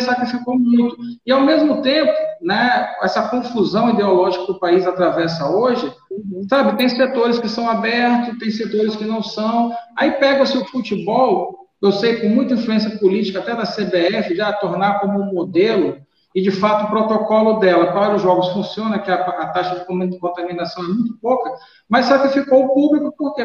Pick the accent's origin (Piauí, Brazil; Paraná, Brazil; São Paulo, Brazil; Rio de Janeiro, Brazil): Rio de Janeiro, Brazil; now in Maranhão, Brazil; Eu, quando eu cheguei no Maranhão, sabe que eu sou carioca, né? Eu cheguei em 91.